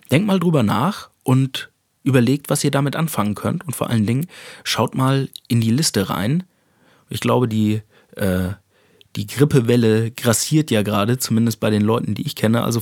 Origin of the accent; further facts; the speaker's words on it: Hesse, Germany; Speicher sagt man da, wo ich herkomme, aus einem kleinen Dorf in Hessen.